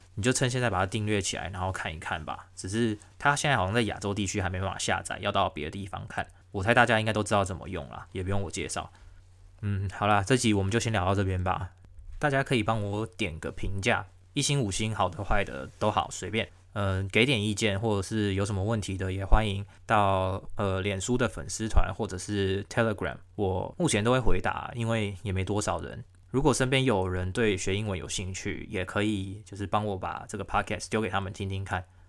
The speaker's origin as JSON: {"language": "Chinese", "country": "Taiwan", "moved": "yes", "lives_now": "Melbourne, Australia", "said": "我们台湾人"}